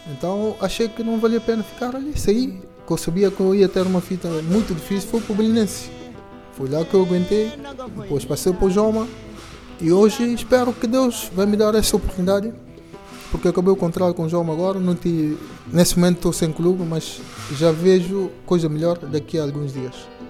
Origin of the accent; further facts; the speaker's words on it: Bambadinca, Bafatá, Guinea-Bissau; also born or lived in Bissau; now in Lisbon, Portugal; Nasci em Bissau, depois fui viver com meus avós lá na, na, em Bambarinca